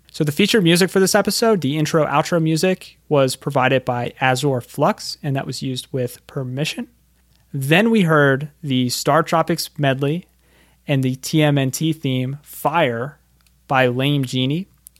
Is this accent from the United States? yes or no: yes; Philadelphia, Pennsylvania, United States; I'm from Philadelphia, Pennsylvania, and we go to the Jersey Shore.